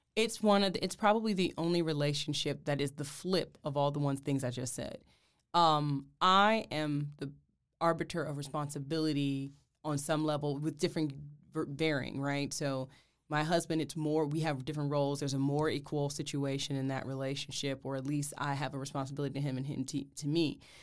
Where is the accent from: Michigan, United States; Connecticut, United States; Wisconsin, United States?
Michigan, United States; Detroit; moved away; I'm originally from Detroit, Michigan